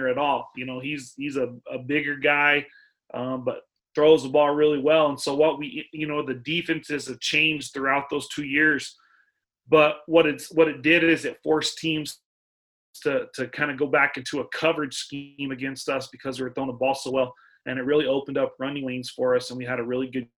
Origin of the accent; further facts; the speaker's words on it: Artesia, New Mexico, United States; I'm from Artesia